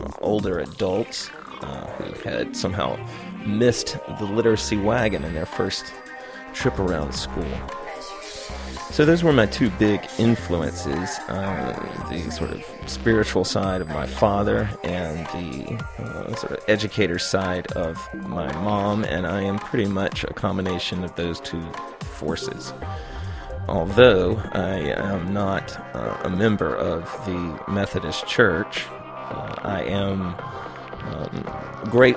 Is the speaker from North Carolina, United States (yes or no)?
yes; Charlotte, North Carolina, United States; I was born in Charlotte, North Carolina